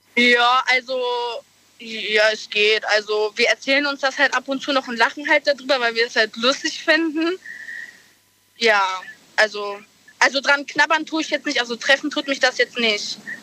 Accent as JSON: {"language": "German", "region": "Eifel", "country": "Germany", "said": "ich bin 19, ich komme aus der Eifel"}